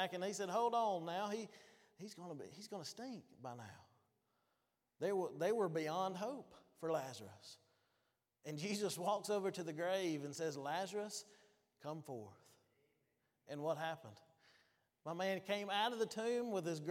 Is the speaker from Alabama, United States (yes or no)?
yes; Winfield, Alabama, United States; Winfield, Alabama, Winfield, Guyon area, my hometown